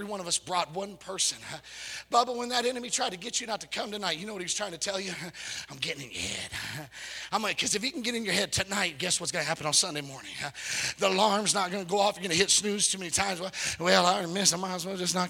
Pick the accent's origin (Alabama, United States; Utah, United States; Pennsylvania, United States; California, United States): California, United States; I'm from California